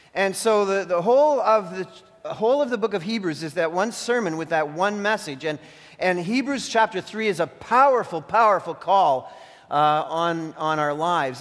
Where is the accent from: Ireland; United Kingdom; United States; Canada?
Canada; I became like a Canadian citizen because I was born here